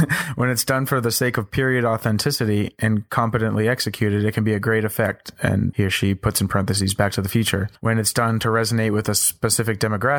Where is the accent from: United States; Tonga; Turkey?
United States; East Coast; I'm from the East Coast, you know.